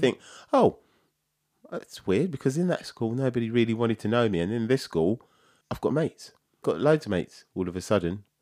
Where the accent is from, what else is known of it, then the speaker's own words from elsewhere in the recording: London, United Kingdom; I was born in London, in North London. My mum and dad we lived in Islington